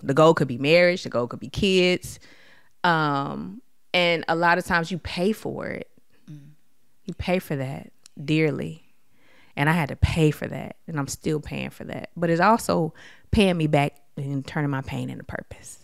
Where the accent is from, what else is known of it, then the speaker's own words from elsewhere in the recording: Detroit, Michigan, United States; growing up in Detroit, Michigan, during the d, crack epidemic